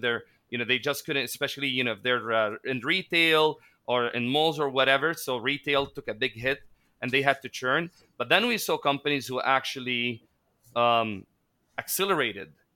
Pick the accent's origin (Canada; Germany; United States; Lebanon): Lebanon; moved away as an adult; now in Philippines; growing up in Lebanon, uh, I witnessed three wars by age twenty-one.